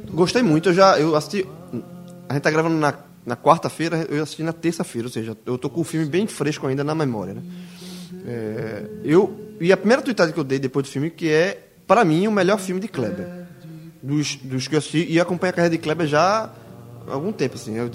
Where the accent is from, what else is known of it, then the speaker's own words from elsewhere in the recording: Northeast Region, Brazil; adoração a armas, isso, na verdade, está enraizada na nossa, na nossa vida desde muito tempo, desde como nordestino.